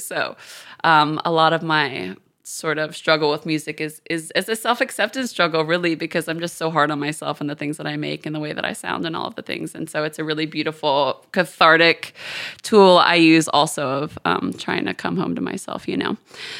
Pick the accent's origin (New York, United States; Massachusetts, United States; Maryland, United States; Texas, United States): Texas, United States; Houston; also born or lived in London, United Kingdom; I'm from Houston. I had a really weird childhood on multiple levels, but I was born in Houston. I moved to London when I was 4. I was there until I was 14, so basically my whole prominent years, and then I moved back to Houston.